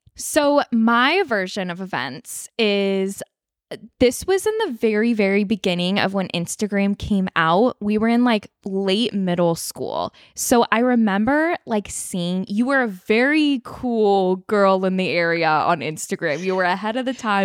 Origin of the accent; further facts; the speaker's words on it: Northern California, United States; I am living in my hometown, back in my hometown, Northern California